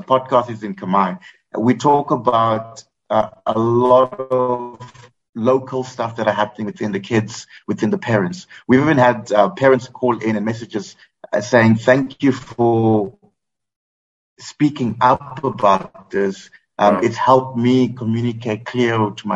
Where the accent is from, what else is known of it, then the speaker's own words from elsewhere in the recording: South Africa; now in Cambodia; I'm South African, but live in Cambodia.